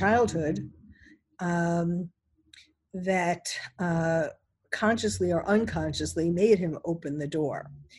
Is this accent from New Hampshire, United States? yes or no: no; New York City, New York, United States; someone who was born and bred in New York City